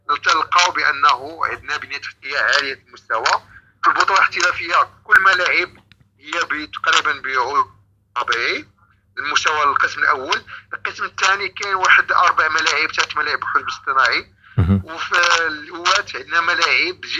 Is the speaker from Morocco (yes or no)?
yes; Morocco; وحنا ما تمشي كمغاربه اللي تنقولوا هذا الشيء